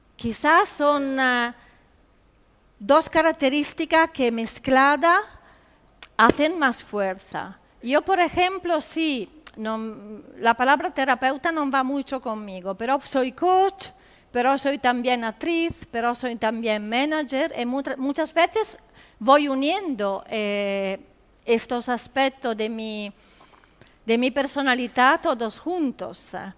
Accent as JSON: {"language": "Spanish", "country": "Italy", "second_language": "Spanish", "moved": "yes", "said": "En Italia decimos"}